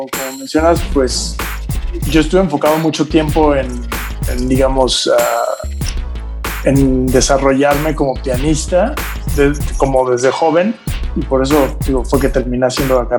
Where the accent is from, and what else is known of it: Oaxaca, Mexico; moved away as an adult; now in Mexico City, Mexico